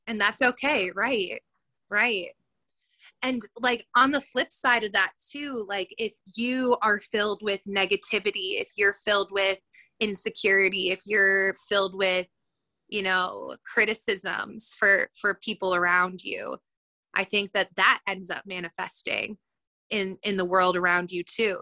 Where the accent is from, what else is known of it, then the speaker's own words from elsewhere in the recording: suburbs of Chicago, Illinois, United States; also born or lived in Indianapolis, Indiana; from the suburbs of Chicago